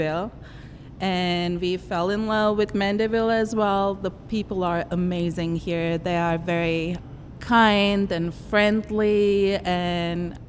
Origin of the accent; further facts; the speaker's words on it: Istanbul, Turkey; also born or lived in Germany; now in Louisiana, United States; We are from Istanbul